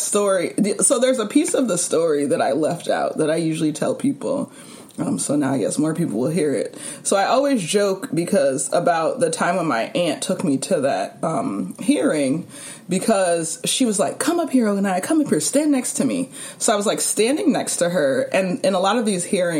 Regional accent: California, United States; moved away as an adult; now in New York, United States; I will always be, like, a California girl, California person

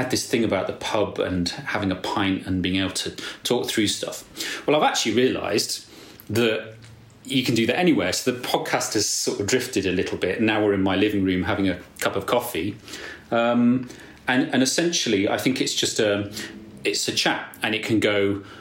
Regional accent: England, United Kingdom; And I think there's a lot of, particularly being English, a lot of social barriers and this apologetic thing.

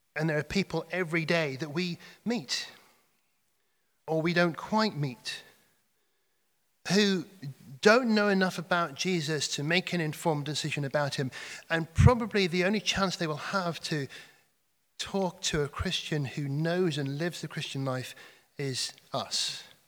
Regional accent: Cheshire, North West England, United Kingdom; moved away; I come from Cheshire

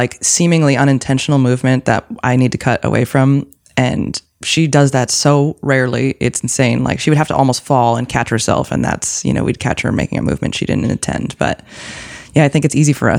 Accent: East Coast, United States; now in Los Angeles, United States; I am the kid from the East Coast

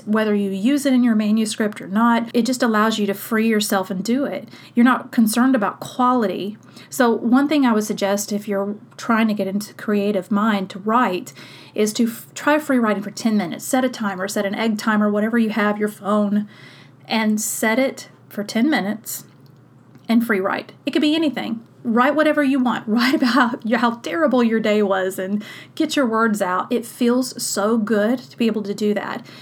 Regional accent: South Mississippi, United States; I grew up in South Mississippi

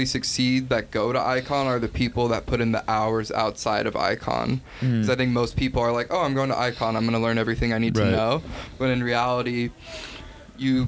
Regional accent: Los Angeles, California, United States; I'm from LA. And born and raised there

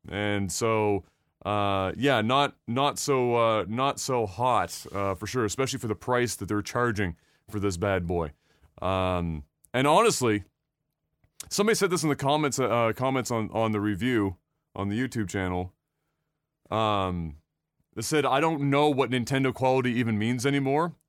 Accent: Nova Scotia, Canada; we're from Nova Scotia

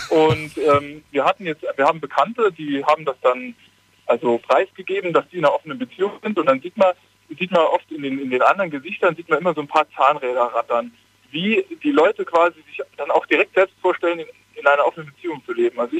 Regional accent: Saarland, Germany; Äh, ich komme eigentlich aus dem Saarland.

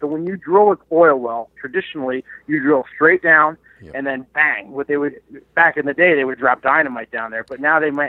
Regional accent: New Jersey, United States; moved away as an adult; now in Rochester, United States; I grew up in New Jersey

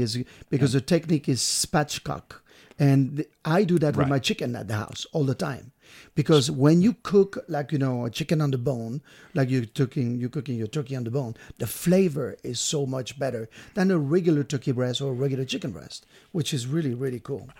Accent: Brittany, France; moved away; I'm from France. I'm from Bretagne, which is right on the coast of France

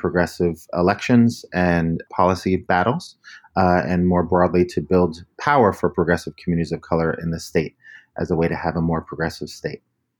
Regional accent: New York City, New York, United States; now in California, United States; I grew up in the northern Bronx in what had previously been a white ethnic community where those folks were moving out as Black and Latino folks were moving in. So it was a community in transition

